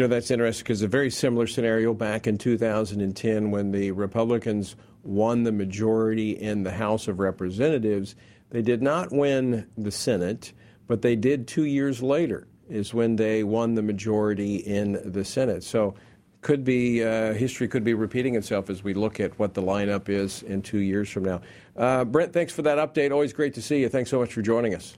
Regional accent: Louisiana, United States; moved away; my home state of Louisiana

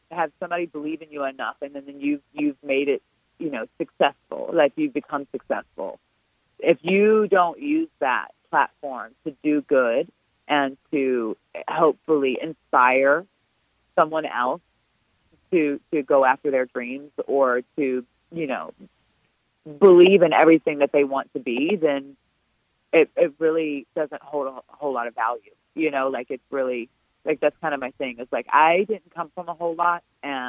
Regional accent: Richmond, Virginia, United States; also born or lived in Mattaponi Indian Reservation, Virginia; it's here in my hometown. It's in my backyard

